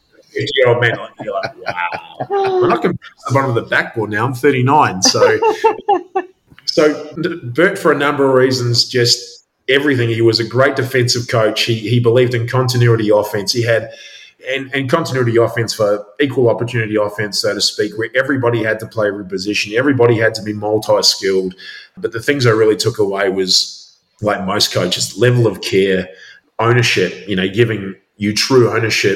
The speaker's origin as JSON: {"language": "English", "country": "New Zealand", "tie": "born or raised there", "also_born_or_lived": "Christchurch", "moved": "as an adult", "lives_now": "Albury, Australia", "said": "growing up in New Zealand, had a pretty rough upbringing"}